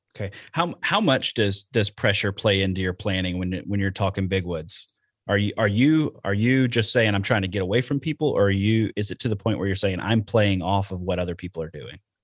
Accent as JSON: {"language": "English", "region": "Alabama", "country": "United States", "moved": "yes", "lives_now": "Wisconsin, United States", "said": "I'm from Alabama and that's what we did down there"}